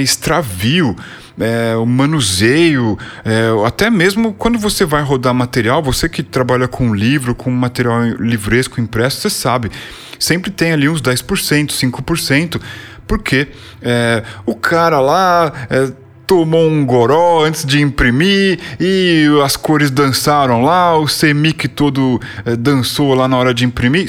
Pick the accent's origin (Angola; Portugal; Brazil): Brazil; São Paulo; born or raised there